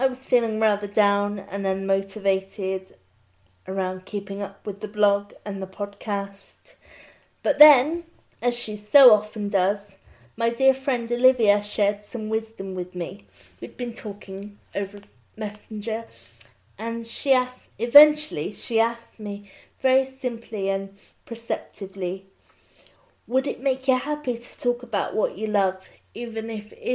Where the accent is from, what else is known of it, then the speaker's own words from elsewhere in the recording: Bristol, South West England, United Kingdom; My hometown of Bristol